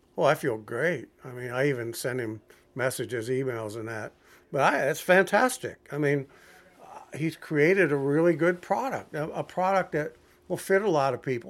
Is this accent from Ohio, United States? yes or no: yes; Toledo, Ohio, United States; I grew up in Toledo, Ohio